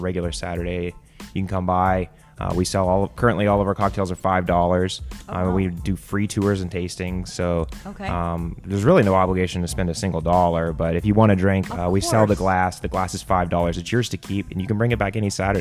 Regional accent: Houston, Texas, United States; also born or lived in Dallas, Texas / Golden, Colorado; I'm born and raised a Texan. I was born in the Dallas area and grew up in Houston

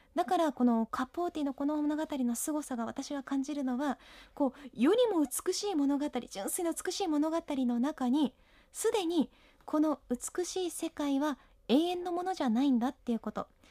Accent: Ishikawa, Japan; 私は地元石川県の北陸放送で本を紹介する番組

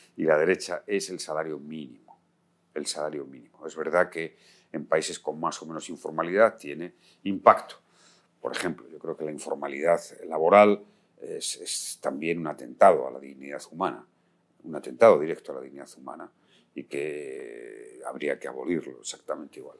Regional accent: Spain

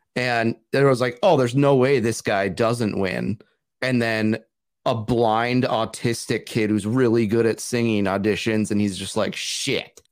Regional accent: North Dakota, United States; We're from North Dakota

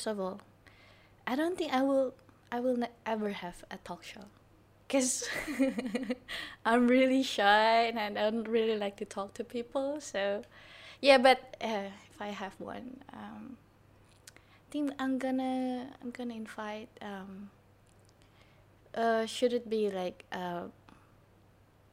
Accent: Jakarta, Indonesia; I was born and grew up in Jakarta

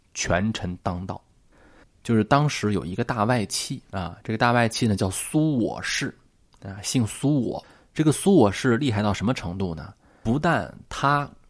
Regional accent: China; 我们呀，作为一个中国人

